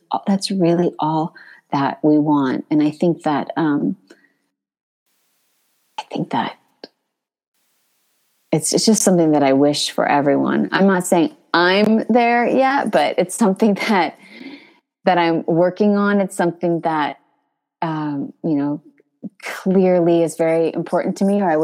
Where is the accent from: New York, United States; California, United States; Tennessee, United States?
California, United States; now in Paris, France; I grew up speaking Spanish in California